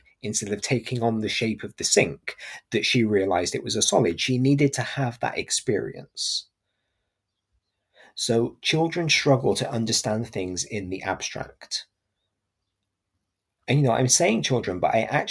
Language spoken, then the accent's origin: English; Gloucestershire, South West England, United Kingdom; I'm from Gloucestershire, so I quite often will drop the G at the end of my words.